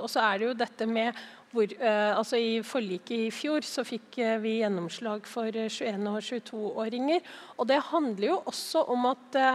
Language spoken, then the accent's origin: Norwegian; Oslo, Norway; jeg er jo fra Oslo